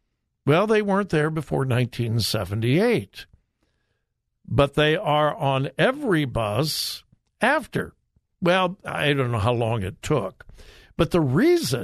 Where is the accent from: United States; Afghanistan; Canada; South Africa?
United States; California; moved away as an adult; now in Ohio, United States; I'm a California kid. Joy and I moved here in March of 76. So, had not been here long in Ohio